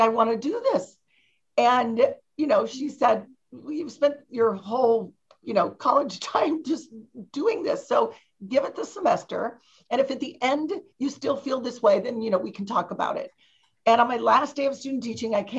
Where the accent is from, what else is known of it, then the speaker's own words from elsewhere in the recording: Ohio, United States; moved away as an adult; I grew up in Ohio and I didn't go far away for college. I went to University of Dayton